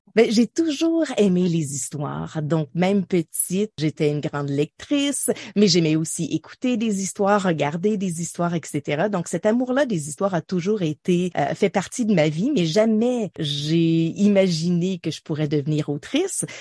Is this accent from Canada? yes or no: yes; Ottawa, Ontario, Canada; also born or lived in Montreal / South Porcupine; j'ai grandi à Ottawa.